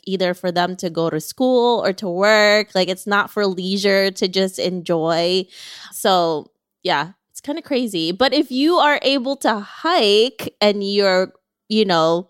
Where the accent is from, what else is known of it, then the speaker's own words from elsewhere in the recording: Philippines; moved away; when I was growing up in the Philippines, there was a lot of nature.